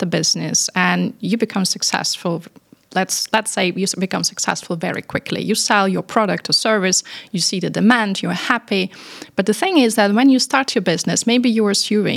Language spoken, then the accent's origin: English; Paris, Île-de-France, France; moved away as an adult; now in Dubai, United Arab Emirates; I come from Paris, and I'm coming from very multinational family, actually. So we speak eight languages